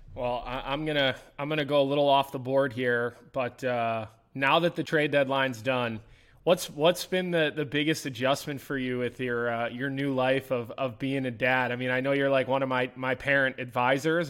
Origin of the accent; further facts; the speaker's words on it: Philadelphia, Pennsylvania, United States; now in Chicago, United States; I'm from Philadelphia. I grew up in Philadelphia. I worked in Philadelphia